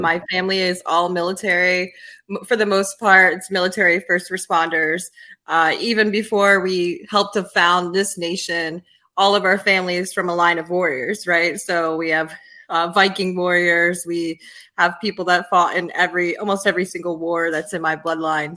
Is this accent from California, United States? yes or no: no; Yonkers, New York, United States; also born or lived in Charlotte area, North Carolina / Washington, District of Columbia, United States; now in Poconos, United States; Yonkers, New York, for half of my life and uh, and the South for the other